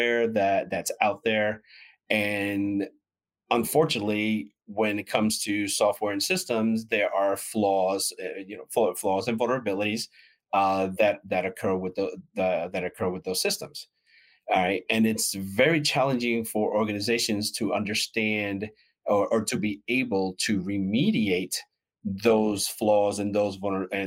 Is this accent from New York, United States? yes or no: yes; New York City, New York, United States; now in DeLand, United States; I am originally from New York City, but I now make my home in sunny Deland, Florida